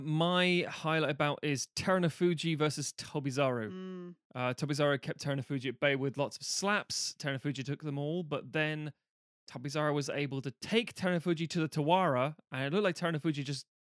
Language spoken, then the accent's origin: English; United Kingdom; being British, we live on an island of fairly moderate